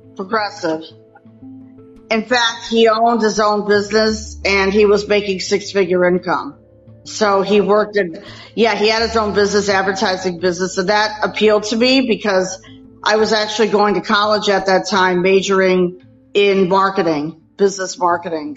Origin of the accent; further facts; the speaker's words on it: Minnesota, United States; now in Saratoga Springs, United States; I was actually born and raised in Minnesota, and now I live in upstate New York in Saratoga Springs